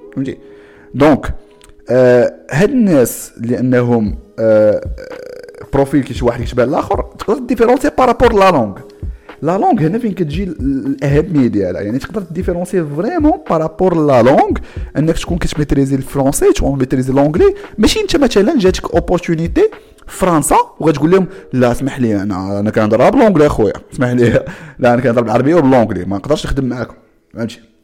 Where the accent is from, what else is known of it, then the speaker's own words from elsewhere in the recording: Morocco; حنا كمغاربه